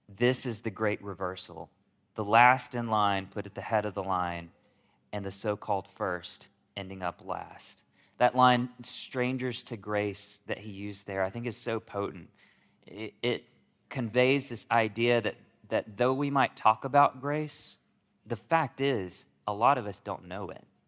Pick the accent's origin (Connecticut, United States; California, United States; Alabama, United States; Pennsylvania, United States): Alabama, United States; also born or lived in South Korea; I'm from, from South Korea. That's where I was born. but I was raised in Alabama